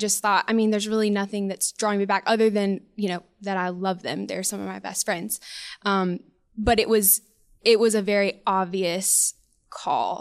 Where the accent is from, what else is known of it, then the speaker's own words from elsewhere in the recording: Spanish Fort, Alabama, United States; also born or lived in Auburn, Alabama / Kentucky / Fairhope, Alabama; I'm from Spanish Fort, born and raised